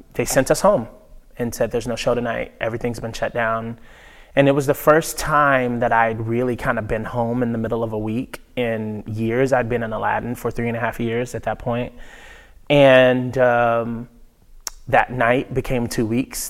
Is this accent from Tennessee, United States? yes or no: yes; Nashville, Tennessee, United States; moved away as an adult; I grew up in Nashville